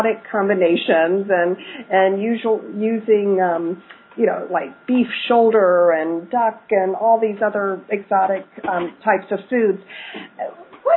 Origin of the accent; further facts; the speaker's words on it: Alabama, United States; now in Chicago, United States; I grew up in Alabama